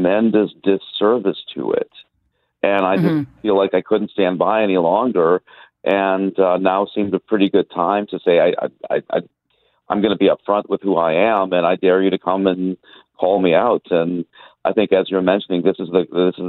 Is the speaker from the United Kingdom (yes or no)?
no; India; also born or lived in United States; now in Montreal, Canada; I was an immigrant from India to the United States, and then we immigrated from the United States to take a position at McGill.